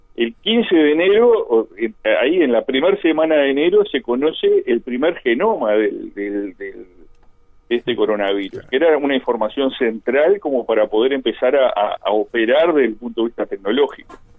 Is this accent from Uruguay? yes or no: yes; Colonia del Sacramento, Colonia, Uruguay; now in Montevideo, Uruguay; yo soy allá de Colonia